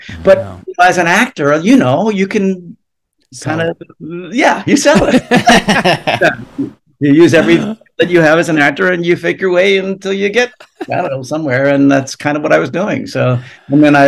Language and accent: English; New Jersey, United States; also born or lived in Long Island; I grew up in New Jersey, right outside New York City